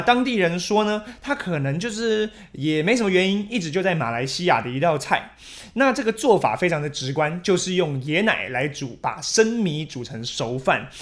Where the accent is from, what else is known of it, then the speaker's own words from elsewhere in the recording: Taiwan; 我们台湾人也很爱吃